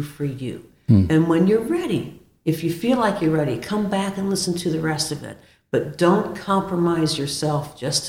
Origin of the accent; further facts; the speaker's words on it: Dayton, Ohio, United States; also born or lived in Minnesota / Indiana; I'm originally from Dayton, Ohio, and I went to college at Defiance College up in Northwest Ohio